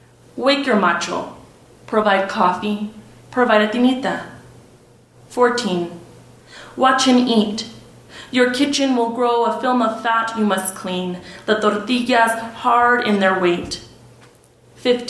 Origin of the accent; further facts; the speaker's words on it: El Paso, Texas, United States; also born or lived in Ciudad Juárez, Mexico; growing up in El Paso Juarez